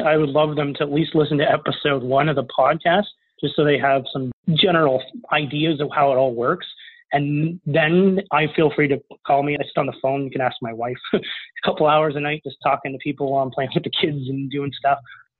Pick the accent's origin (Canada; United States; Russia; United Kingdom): Canada; which is really the system to use as a Canadian, is just to call several banks every day and hear a no, no, a no, and then a yes